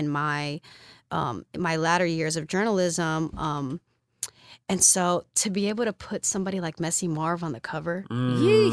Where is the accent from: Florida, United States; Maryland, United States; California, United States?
California, United States; San Francisco; coming from San Francisco as a public school student